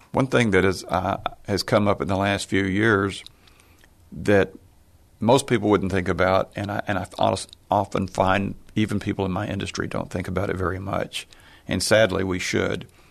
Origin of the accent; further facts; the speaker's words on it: Tyler, Texas, United States; we were lower middle class growing up in Tyler, Texas